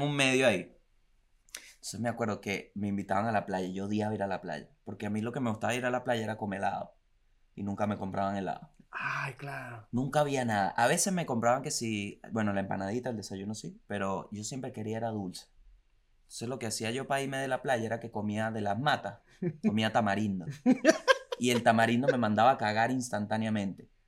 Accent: La Guaira, Venezuela; Acuérdate que soy de La Guaira

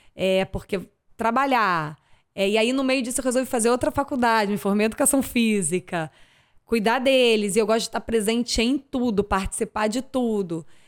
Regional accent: Niterói, Rio de Janeiro, Brazil; also born or lived in Arraial do Cabo; eu sou de Niterói

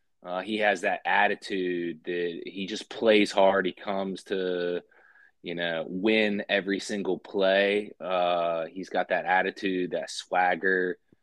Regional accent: Wheeling, West Virginia, United States; also born or lived in Marietta, Ohio; Born and raised in West Virginia. Played some high school hoops at the Lindsley School in Wheeling, West Virginia.

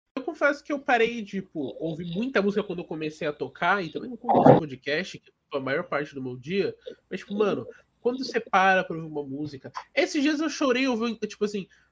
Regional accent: Brazil; a gente é brasileiro

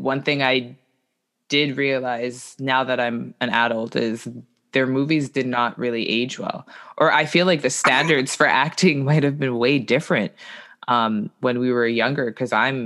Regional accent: Canada; as a Canadian

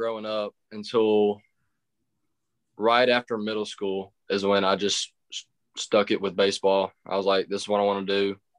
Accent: Cochran, Mississippi, United States; also born or lived in Lewisburg, Mississippi; I'm from Cochran, Mississippi. It's a little small town just right outside of Lewisburg, and I grew up going to Lewisburg since kindergarten

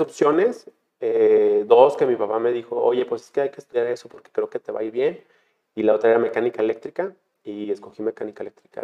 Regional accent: Guadalajara, Jalisco, Mexico; Yo nací en Guadalajara

